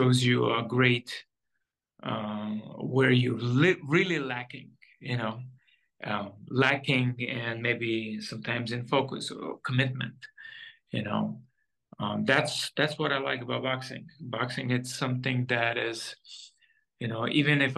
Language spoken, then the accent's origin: English; Israel; also born or lived in Soviet Union; I born in 1980 in Soviet Union, And when I was about maybe 10 or 9 years old, my parents decided to do Aliyah, moving to Israel from Soviet Union